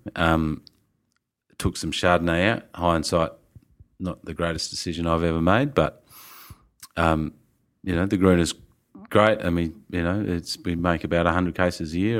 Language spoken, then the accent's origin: English; Tasmania, Australia; moved away as an adult; also born or lived in Melbourne / Robe; we're from Tassie